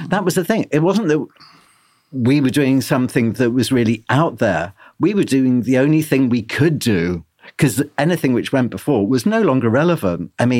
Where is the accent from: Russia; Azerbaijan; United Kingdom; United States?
United Kingdom; London; You know, we were growing up in London, and it was such an alien world, and suddenly there was like-minded people.